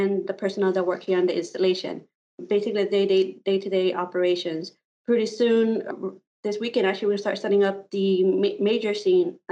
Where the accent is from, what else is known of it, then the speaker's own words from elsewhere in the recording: Immokalee, Florida, United States; moved away as an adult; I am coming from a small town called Immokalee in Florida. It was about 45 minutes from Naples. A lot of people know Naples. My hometown is a small farming town